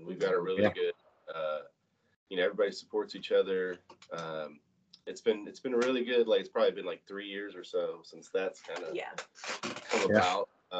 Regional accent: Lexington, Kentucky, United States; moved away as an adult; now in Nashville, United States; I'm from Lexington, Kentucky.

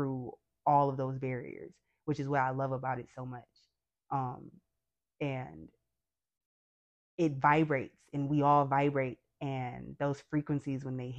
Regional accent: Detroit, Michigan, United States; born and raised in Detroit, grew up on the West Side

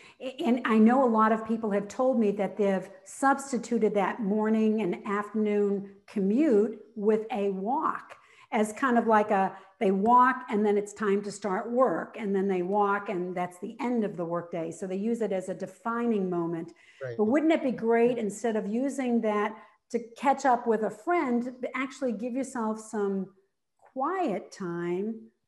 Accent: New England, United States; and now I live in Florida, but I grew up in New England.

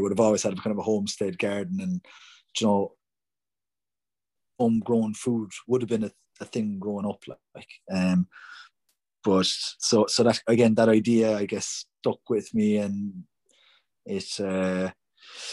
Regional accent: Cork, Munster, Ireland; I grew up in Bishopstown in the suburbs

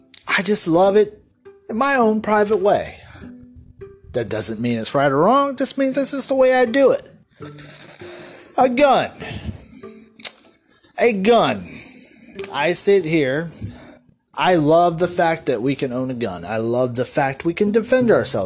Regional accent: United States; I am a patriot, hardworking American

